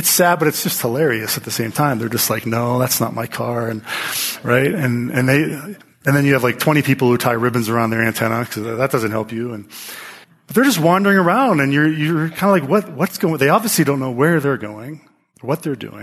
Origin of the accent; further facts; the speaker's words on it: United States; as Americans, as American Christians